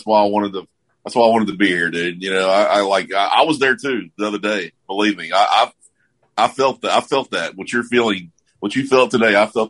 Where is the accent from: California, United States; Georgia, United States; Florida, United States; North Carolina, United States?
Florida, United States; South; I grew up in South Florida, just like Chris. And I've been around every race and nomenclature you can name of.